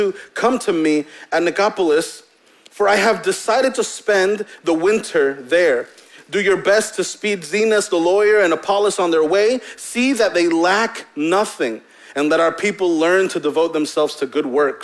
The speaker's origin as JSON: {"language": "English", "town": "Hempstead", "country": "United States", "tie": "born or raised there", "said": "growing up in Hempstead"}